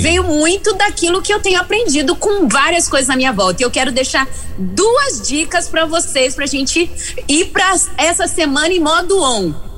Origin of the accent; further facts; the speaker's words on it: Rio de Janeiro, Brazil; now in Vila Velha, Brazil; no Espírito Santo, mas sou carioca